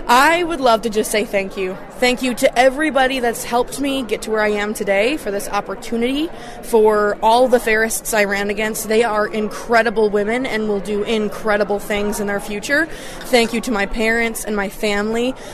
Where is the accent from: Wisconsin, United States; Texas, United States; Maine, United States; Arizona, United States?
Wisconsin, United States; Washburn County; also born or lived in River Falls, Wisconsin; I hail from Washburn County, all the way in the northern part of the state. I'm currently a junior at the University of Wisconsin River Falls